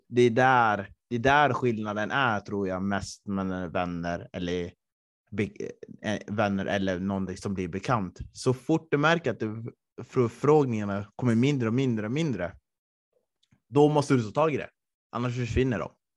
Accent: Östersund, Jämtland, Sweden; moved away; när jag bodde hemma i Östersund

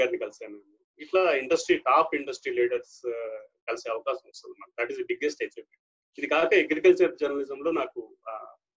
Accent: Ponduru, Andhra Pradesh, India; moved away as an adult; also born or lived in Hiramandalam / Chodavaram / S. Kota / Palakonda; మాది శ్రీకాకుళం అండి శ్రీకాకుళం జిల్లా పొందూరులో పుట్టాను నేను

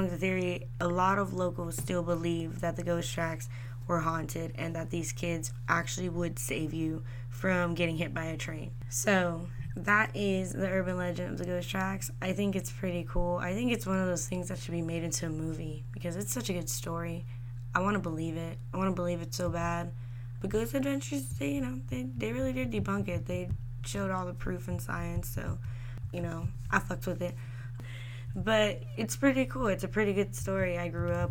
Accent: San Antonio, Texas, United States; I was born and raised here in San Antonio.

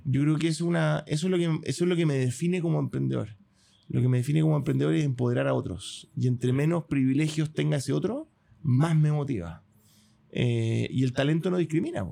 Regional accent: Chile

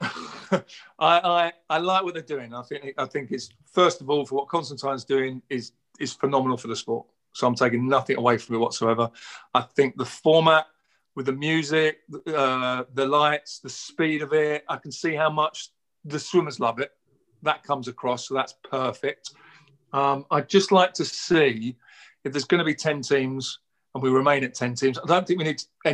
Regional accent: United Kingdom; I'm British

